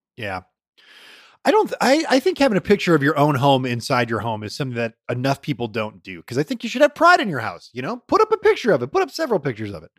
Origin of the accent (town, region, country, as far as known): Detroit, Michigan, United States; born or raised there